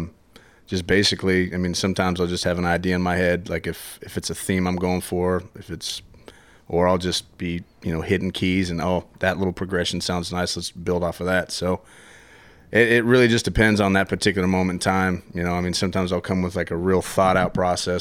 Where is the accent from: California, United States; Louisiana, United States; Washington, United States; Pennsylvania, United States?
Washington, United States; Tri-Cities; also born or lived in Portland; now in Tacoma, United States; I'm actually originally from Tri-Cities. I wasn't born there, born in Portland, grew up in Tri-Cities